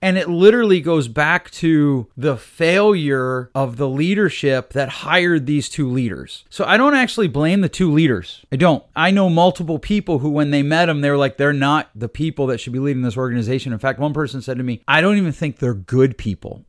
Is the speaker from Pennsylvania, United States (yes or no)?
yes; Northeast Pennsylvania, United States; where I grew up out in Northeast P